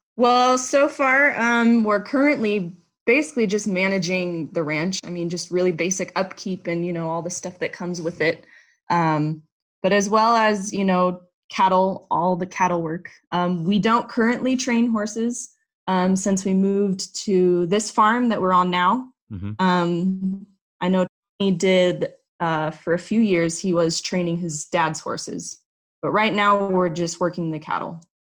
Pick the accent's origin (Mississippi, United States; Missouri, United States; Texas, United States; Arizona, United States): Arizona, United States; Phoenix; moved away as an adult; I am from Arizona. I was born and raised in Phoenix. Really lived there my whole life